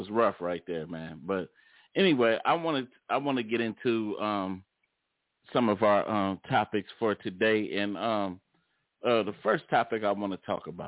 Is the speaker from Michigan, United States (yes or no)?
yes; Detroit, Michigan, United States